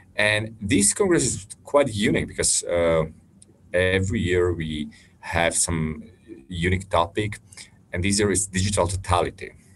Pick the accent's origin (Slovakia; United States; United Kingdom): Slovakia; in my home country, which is Slovakia